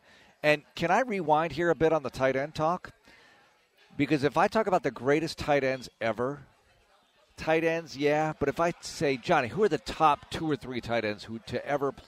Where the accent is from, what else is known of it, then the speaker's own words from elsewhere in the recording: Texas, United States; as a Texan